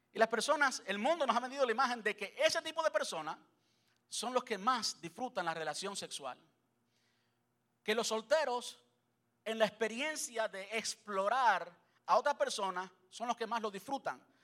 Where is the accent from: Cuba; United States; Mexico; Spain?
Cuba; soy cubano